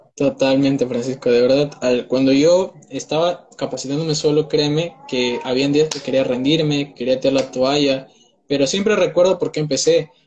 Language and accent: Spanish; Peru; tengo 19 años, soy de Perú